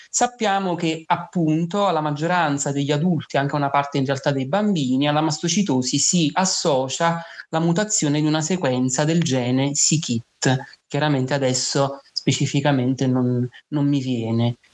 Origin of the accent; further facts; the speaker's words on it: Naples, Campania, Italy; vengo da Napoli